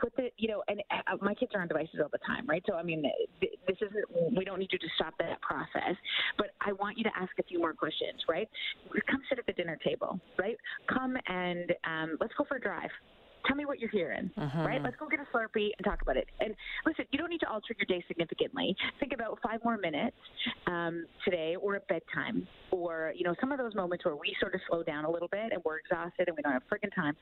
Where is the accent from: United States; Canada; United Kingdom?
Canada; as a Canadian